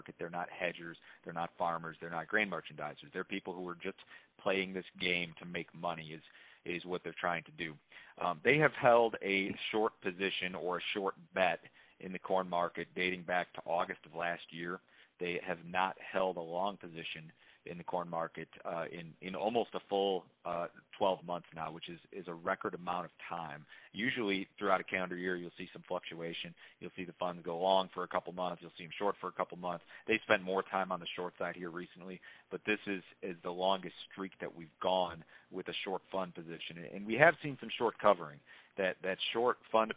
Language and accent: English; Chicago, Illinois, United States; moved away as an adult; now in Nashville, United States; I grew up in Chicago and worked in Chicago for many years prior to moving down south a couple of years ago